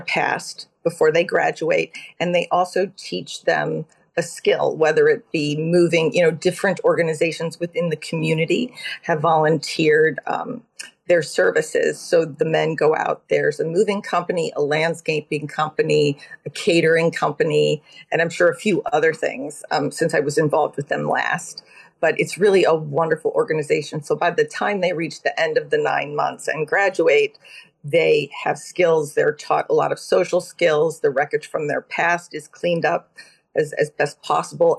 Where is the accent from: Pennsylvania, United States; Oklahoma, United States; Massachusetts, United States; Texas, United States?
Texas, United States; Austin; moved away as an adult; also born or lived in Cleveland, Ohio / Syracuse, New York / Manhattan, New York; now in Connecticut, United States; I grew up in Cleveland, Ohio, and in Austin, Texas